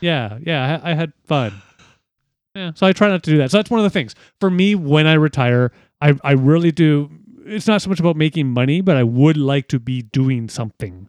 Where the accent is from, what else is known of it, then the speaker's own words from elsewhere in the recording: Ontario, Canada; being Canadian, specifically in Ontario